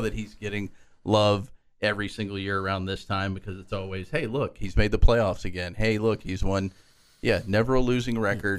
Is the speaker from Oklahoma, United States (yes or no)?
yes; Oklahoma, United States; born or raised there; moved away as an adult; now in Lubbock, United States